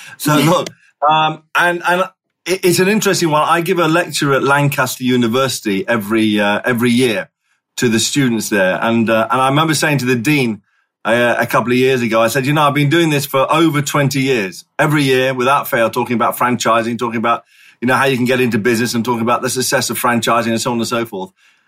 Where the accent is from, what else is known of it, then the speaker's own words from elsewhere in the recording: Singapore; moved away as an adult; I was born and raised in Singapore, right? And I didn't leave there until I was 18. So I'm a Singaporean by birth. I'm a Singaporean by education. I'm a Singaporean through and through.